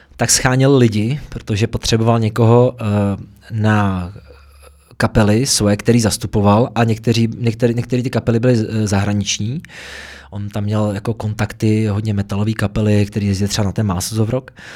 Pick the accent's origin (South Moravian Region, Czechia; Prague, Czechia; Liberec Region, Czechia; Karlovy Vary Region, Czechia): Prague, Czechia; v těch horních Počernicích, odkud pocházím teda, tady v Praze